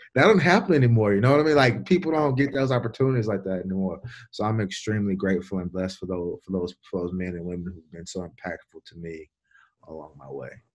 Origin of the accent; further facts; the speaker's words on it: Baton Rouge, Louisiana, United States; moved away; I'm from Baton Rouge, Louisiana